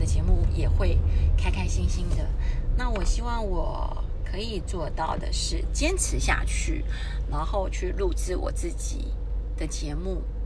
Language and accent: Chinese; Taipei, Taiwan; 我是从小在台北长大的小孩，我们家有五个小孩